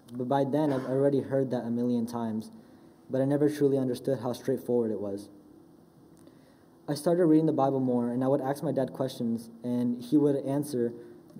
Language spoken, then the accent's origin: English; Charlotte, North Carolina, United States; I was born in Charlotte, North Carolina, and I've lived there ever since